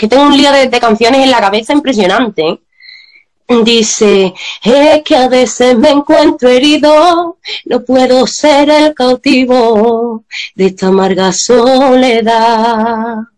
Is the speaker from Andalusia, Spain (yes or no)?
yes; Seville, Andalusia, Spain; los dos somos de Sevilla